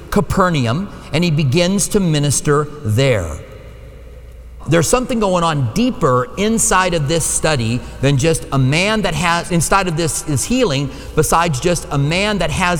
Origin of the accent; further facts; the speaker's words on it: Minnesota, United States; accent: Minnesota; now in Tucson, United States; That's my Minnesota accent